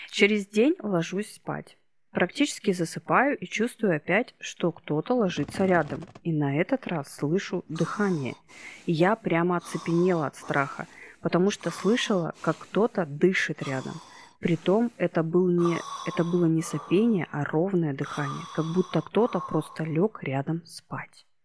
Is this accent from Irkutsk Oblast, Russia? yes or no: yes; Irkutsk, Irkutsk Oblast, Russia; moved away as an adult; now in Novosibirsk, Russia; Я сама из Иркутска. Но несколько лет назад, лет восемь, мы с сыном приехали в Новосибирск.